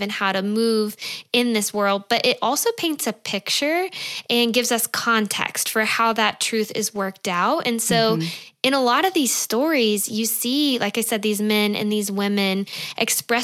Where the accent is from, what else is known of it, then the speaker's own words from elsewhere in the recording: Georgia, United States; moved away as an adult; also born or lived in California; we are from Georgia. My husband Scott and I both are